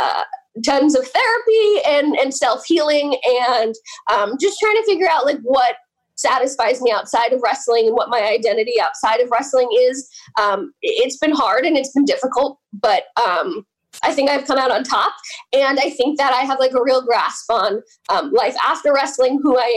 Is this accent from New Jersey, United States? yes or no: yes; Oak Ridge, New Jersey, United States; That is where I grew up. Vernon is 25 minutes from where I grew up